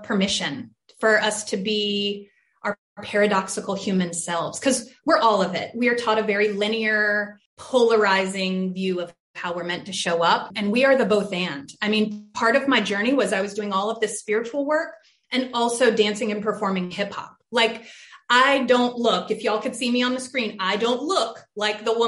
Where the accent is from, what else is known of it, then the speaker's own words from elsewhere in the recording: Charlotte, North Carolina, United States; I had a really diverse schooling growing up in Charlotte